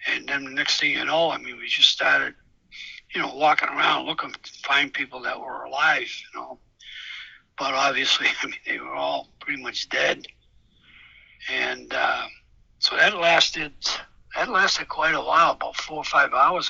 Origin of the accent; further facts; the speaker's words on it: Cambridge, Massachusetts, United States; I grew up in Cambridge